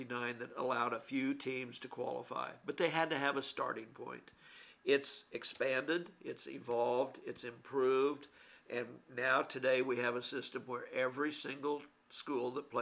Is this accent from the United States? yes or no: yes; Syracuse, Kansas, United States; And I grew up in Syracuse in a little tiny town almost in Colorado